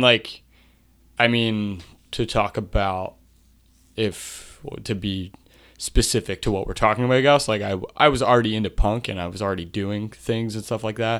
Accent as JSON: {"language": "English", "town": "Marcus Hook", "region": "Pennsylvania", "country": "United States", "tie": "born or raised there", "also_born_or_lived": "Media, Pennsylvania", "said": "I grew up mainly in Marcus Hook, Pennsylvania"}